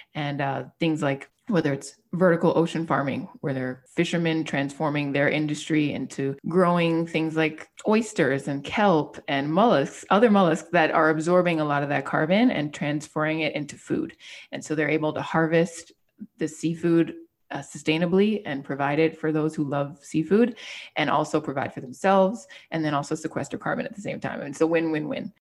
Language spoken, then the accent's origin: English; Miami, Florida, United States; being a Miami native and growing up in South Florida